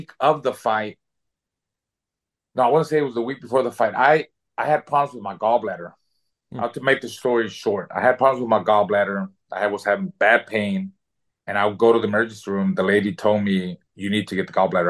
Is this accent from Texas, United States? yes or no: yes; Houston, Texas, United States; also born or lived in Mexico / Chicago; I came here when I was 2 years old. So all my schooling was done here in Houston